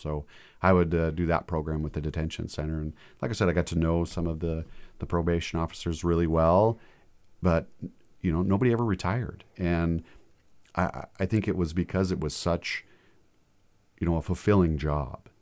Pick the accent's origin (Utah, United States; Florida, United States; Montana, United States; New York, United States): Montana, United States; Fairfield; born and raised in Fairfield, Montana, small community, seven hundred people